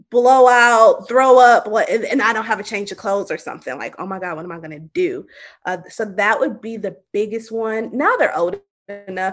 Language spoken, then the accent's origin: English; Milwaukee, Wisconsin, United States; moved away; We were going to my hometown.